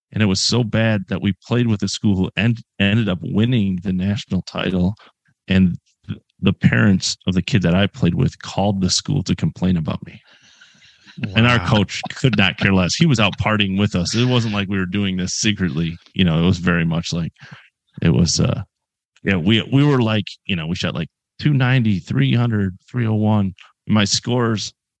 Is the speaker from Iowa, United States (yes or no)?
no; Northern Michigan, United States; We lived on the city course where I grew up in Northern Michigan